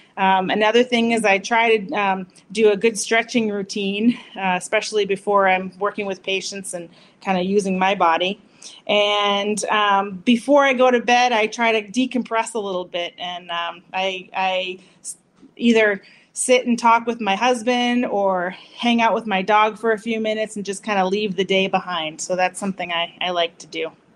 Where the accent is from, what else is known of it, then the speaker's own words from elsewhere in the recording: Massachusetts, United States; moved away; I'm from Massachusetts originally, so I have to say that is my hometown